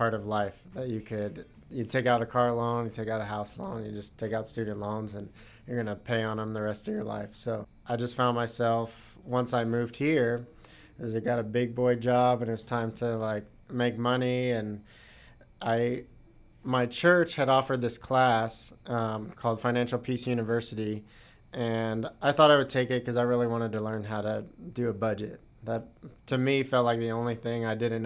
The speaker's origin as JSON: {"language": "English", "town": "Dallas", "region": "Texas", "country": "United States", "also_born_or_lived": "Indiana", "moved": "as an adult", "said": "I'm originally from Texas, from the Dallas area"}